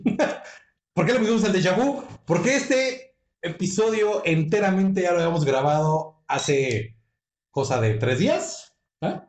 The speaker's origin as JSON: {"language": "Spanish", "country": "Mexico", "moved": "yes", "said": "yo soy de México"}